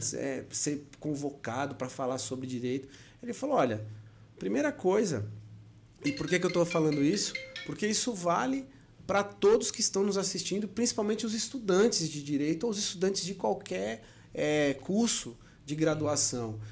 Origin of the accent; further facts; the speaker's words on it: São Paulo, Brazil; now in Maceió, Brazil; natural da cidade de São Paulo, mas já vivo na, na minha, que eu posso considerar minha amada Maceió, amada Lagoas, desde 2000 ah, desde de, de 1999